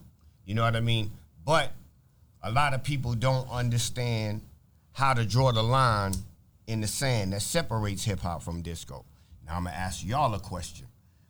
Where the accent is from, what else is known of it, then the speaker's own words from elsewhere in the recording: New York City, New York, United States; also born or lived in Manhattan, New York / Brooklyn, New York; I was born in Manhattan. Okay. I spent the first 10 years of my life in Brooklyn. Then I moved to the Bronx